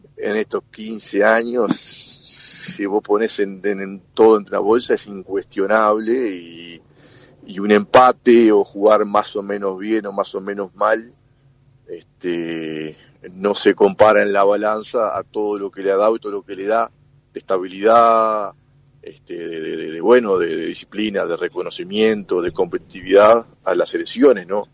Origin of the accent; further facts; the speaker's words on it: Uruguay; also born or lived in Montevideo; los uruguayos